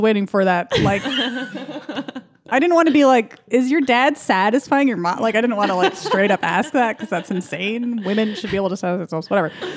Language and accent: English; Los Angeles, California, United States; accent: valley girl; also born or lived in Kentucky / Chicago; I grew up in the valley, so I'm like a valley girl